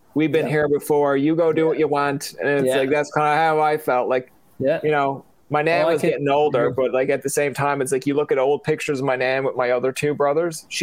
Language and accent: English; Canada; we're Canadian